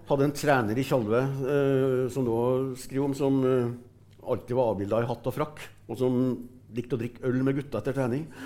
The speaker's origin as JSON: {"language": "Norwegian", "town": "Brumunddal", "region": "Innlandet", "country": "Norway", "said": "Ja, jeg er fra Brumunddal."}